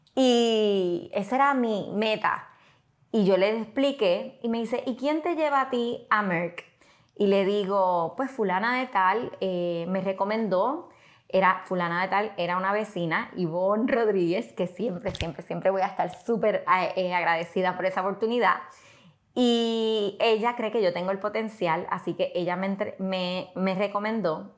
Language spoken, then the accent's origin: Spanish; western Puerto Rico, Puerto Rico; also born or lived in Mayagüez, Puerto Rico; yo soy puertorriqueña, nací en Mayagüez, me crié en el área oeste, así que soy de allá del área entre Moca, Aguadilla